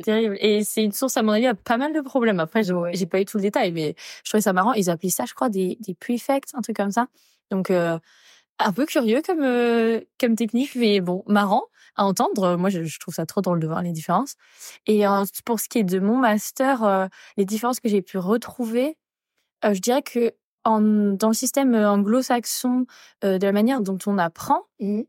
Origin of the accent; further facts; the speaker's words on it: Angers, Pays de la Loire, France; moved away as an adult; also born or lived in Paris; now in Sydney, Australia; je viens d'Angers et que des fois ma famille me manquait